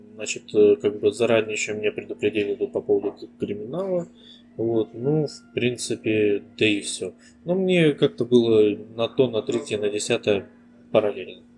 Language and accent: Russian; Ussuriysk, Primorsky Krai, Russia; also born or lived in India / Moscow / Japan; now in Tuva, Russia; Родом я с Дальнего Востока, Приморский край, город Суриск такой маленький тихий городишко в 100 километрах от э, бурного Владивостока